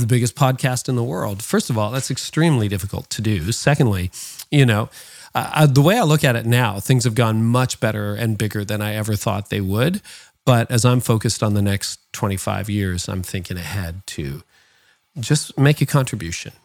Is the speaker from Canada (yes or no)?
yes; Canada; my parents were born in the Netherlands and I was born in Canada.